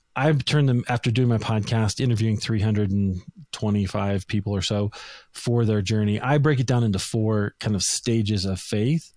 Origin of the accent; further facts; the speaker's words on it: Des Moines, Iowa, United States; moved away as an adult; now in Denver, United States; I grew up in Des Moines, Iowa, Christian family